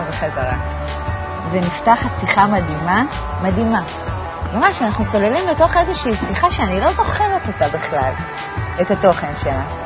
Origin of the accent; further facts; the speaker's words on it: Ramat Zvi, Northern District, Israel; גדלתי ברמת צבי, שזה מושב הכי שכוח אל ליד עפולה